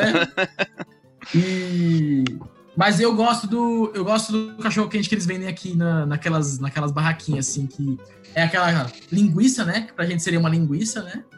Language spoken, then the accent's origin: Portuguese; Mauá, São Paulo, Brazil; now in Canada; eu sou de Mauá, né? Não sei se vocês conhecem em São Paulo, mas é o ABC